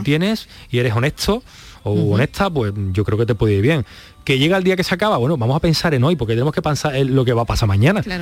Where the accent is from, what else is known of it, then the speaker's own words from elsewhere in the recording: Spain; Yo me siento español, pero español, español, español y bético